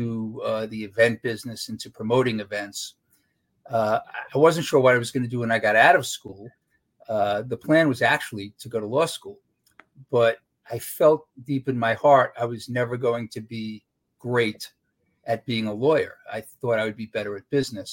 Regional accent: New York City, New York, United States; I grew up in Brooklyn

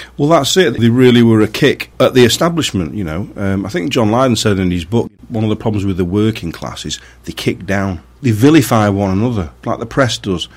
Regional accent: Marple, North West England, United Kingdom; also born or lived in Manchester / Glossop; I'm from Marple

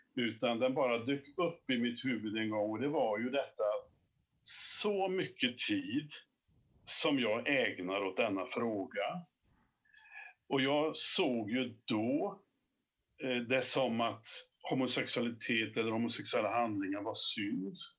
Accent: Åmål, Västra Götaland, Sweden; now in Kil, Sweden; bosatt i Värmland numera, fast jag kommer från, eh, från Åmål, som du sa, i Dalsland. Eh, vi är ganska få dalslänningar

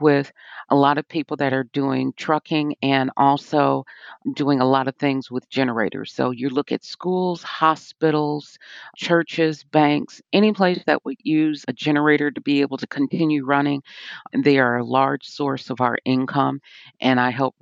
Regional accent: Chicago, Illinois, United States; moved away as an adult; now in Murfreesboro, United States; I'm originally from Chicago

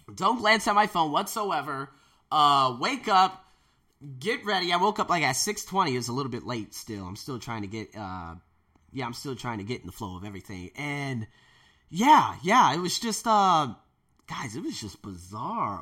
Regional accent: United States; now in Thailand; I'm an American teacher

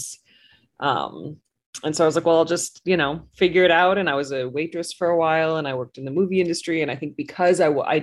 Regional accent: Boston, Massachusetts, United States; moved away as an adult; now in New Orleans, United States; I grew up in the Boston area. So I've been in New Orleans for a little over 10 years now

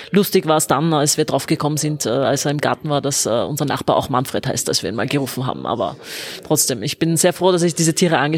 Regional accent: Vienna, Austria; bin, äh, wie man so sagt, eine waschechte Wienerin. Ich bin in Wien geboren und lebe mein ganzes Leben schon in Wien.

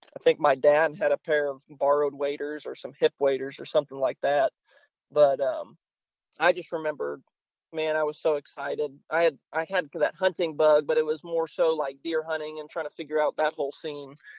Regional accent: Grapeland, Texas, United States; also born or lived in Austin, Texas; I grew up on Houston County Lake, mm-hmm. um, which is a small little lake in East Texas, just outside of Grapeland

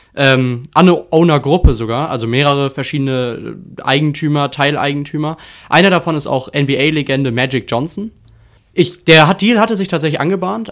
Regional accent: Germany; wir sind als Deutsche

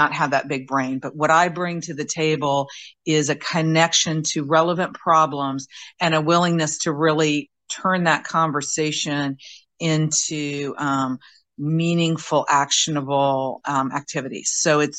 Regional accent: Indianapolis, Indiana, United States; moved away as an adult; also born or lived in Patuxent River, Maryland; I grew up in Indianapolis. Went to high school there

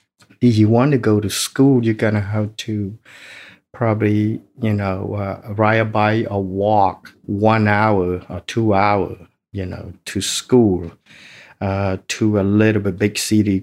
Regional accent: Phnom Thom, Cambodia; born there; English is a second language; I was born in Cambodia, city called Phnom Thom. That means big mountain city. Mm. It was a very small city, and the population in that city, I guess at the time, it probably 1,000 to 1,500 people.

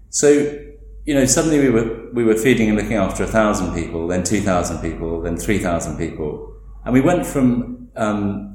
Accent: England, United Kingdom; now in Delhi, India; as English people

